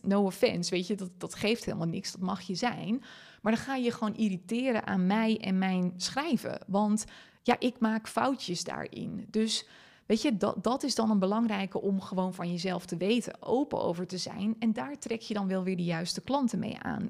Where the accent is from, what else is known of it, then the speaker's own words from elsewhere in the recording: Friesland, Netherlands; first language Frisian; Dutch is a second language; Ik ben Fries opgevoed